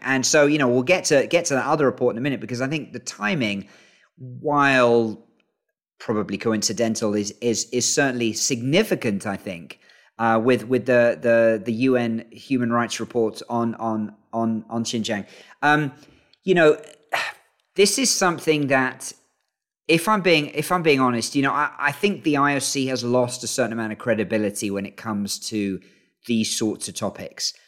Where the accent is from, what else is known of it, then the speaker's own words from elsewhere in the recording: York, Yorkshire and the Humber, United Kingdom; moved away as an adult; now in Beijing, China; I'm a York City fan 'cause that's where I grew up.